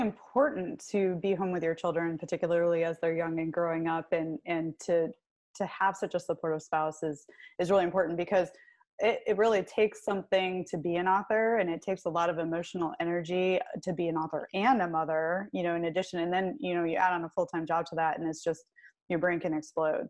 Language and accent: English; Clarkston, Michigan, United States; i grew up in clarkston which is not far from milford